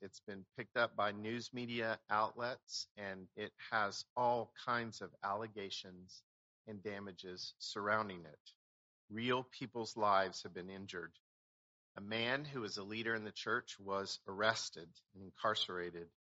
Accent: Oklahoma, United States; moved away; I grew up in Oklahoma.

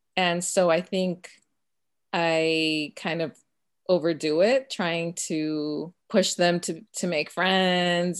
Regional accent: Chicago suburbs, Illinois, United States; first language Spanish; English is a second language; we moved from Chicago at the age of six

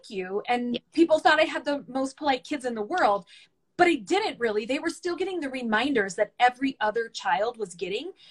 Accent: the South, United States; mostly because I grew up in the South, and so there's this really big uh, emphasis on um, manners and politeness.

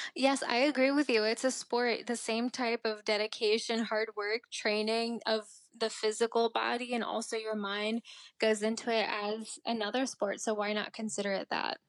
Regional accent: Maryland, United States; also born or lived in India; I am from Maryland

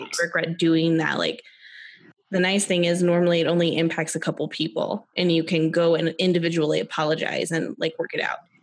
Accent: United States; as an American

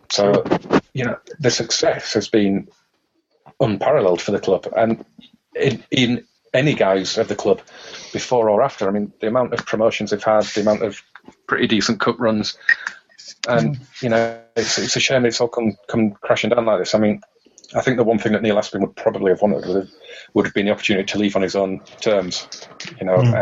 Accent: Huddersfield, Yorkshire and the Humber, United Kingdom; my hometown of Huddersfield

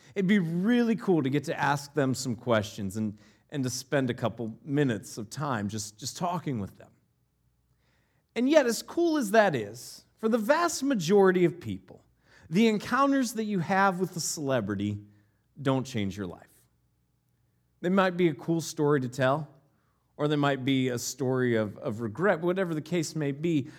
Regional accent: Northeast Ohio, United States; moved away; also born or lived in Northeast Wisconsin; I grew up in Northeast Ohio, and where we lived right before we moved to Northeast Wisconsin

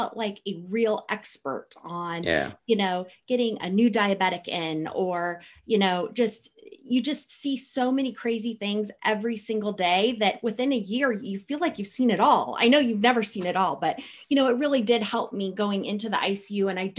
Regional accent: Midwest, United States; I came from the Midwest, so coming to Seattle, where everything was green all year round, was very exciting

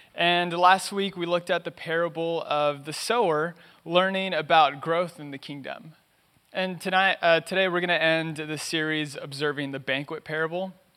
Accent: Los Angeles, California, United States; I was born and raised in East L

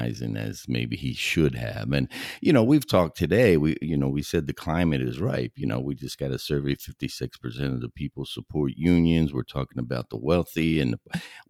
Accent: Philadelphia, Pennsylvania, United States; I'm from Philly

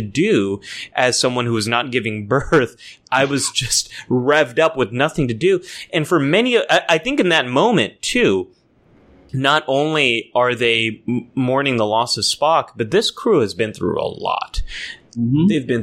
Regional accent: California, United States; I grew up here in California

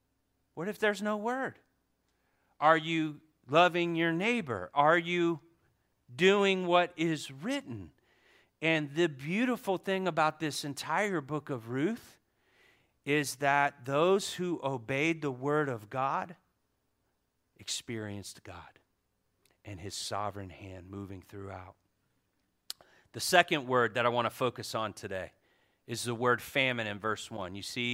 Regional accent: Florida, United States; I'm from Florida, but I like Golden State. Yeah, like Cody, right? So anyway, I was born in the bottom.

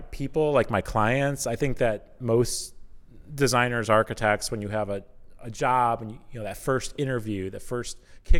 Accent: Chicago, Illinois, United States; also born or lived in Iowa; I'm not from Iowa. Oh, okay. I'm from the south suburbs of Chicago.

